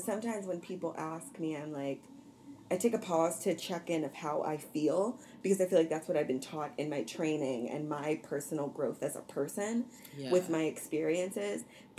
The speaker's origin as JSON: {"language": "English", "region": "New Jersey", "country": "United States", "said": "\"Oh, I'm a Jersey girl. I'm from Jersey.\""}